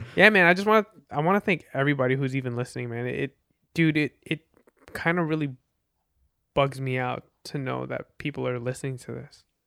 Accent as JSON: {"language": "English", "region": "New Jersey", "country": "United States", "also_born_or_lived": "Philippines", "said": "I'm from the Philippines originally, and, uh, I'm from New Jersey."}